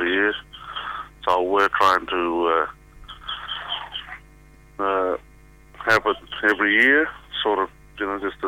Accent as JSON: {"language": "English", "country": "Australia", "said": "I'm from the Southeast Desert Midlands"}